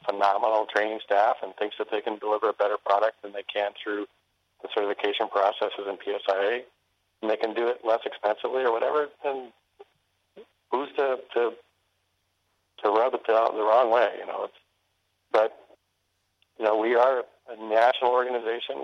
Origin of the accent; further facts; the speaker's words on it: Bozeman, Montana, United States; I grew up in Bozeman at higher elevation